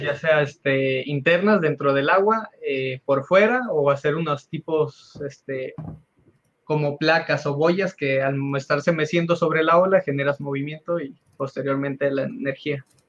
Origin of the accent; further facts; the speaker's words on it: Nayarit, Mexico; also born or lived in Puerto Vallarta, Jalisco; now in Jalisco, Mexico; Yo soy originario de Nayarit